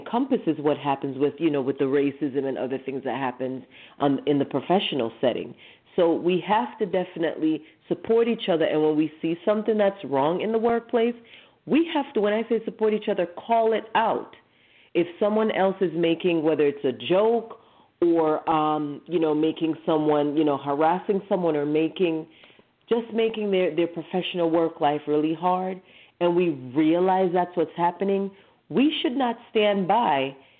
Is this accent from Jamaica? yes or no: yes; Jamaica; I'm from, you know, I was born in Jamaica in the Caribbean.